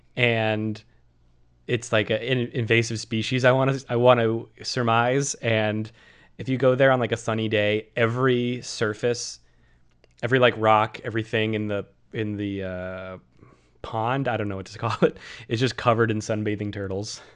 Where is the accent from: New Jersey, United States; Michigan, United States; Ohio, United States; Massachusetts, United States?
Massachusetts, United States; Worcester; Worcester, my hometown